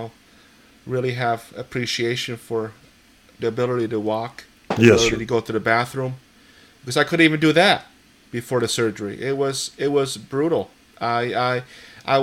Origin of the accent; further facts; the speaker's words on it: Poland; now in East Hampton, United States; I've immigrated to the United States from Poland. I was born in Poland.